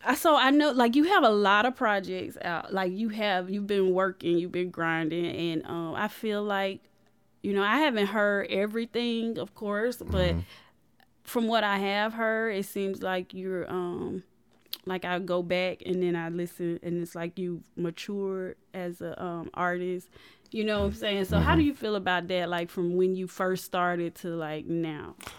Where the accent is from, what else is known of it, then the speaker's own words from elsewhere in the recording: Columbus, Georgia, United States; growing up in Columbus